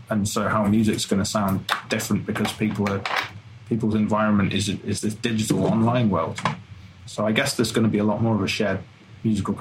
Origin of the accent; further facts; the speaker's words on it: Bromsgrove, West Midlands, United Kingdom; accent: slightly brummy; now in Birmingham, United Kingdom; I'm from Bromsgrove originally.